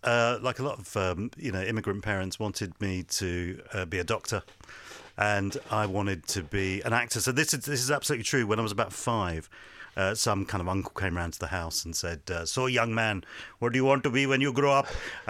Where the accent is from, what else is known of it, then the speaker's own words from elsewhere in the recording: Hounslow, London, United Kingdom; also born or lived in Ealing; Then brought up in Hounslow.